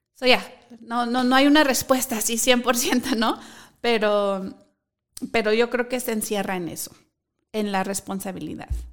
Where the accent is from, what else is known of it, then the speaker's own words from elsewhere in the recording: Mexico; moved away; mi país, que es México